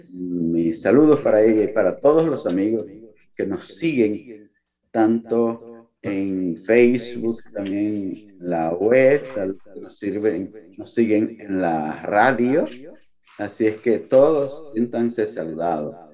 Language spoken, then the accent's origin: Spanish; Dominican Republic; desde esta importante provincia del este de nuestro país.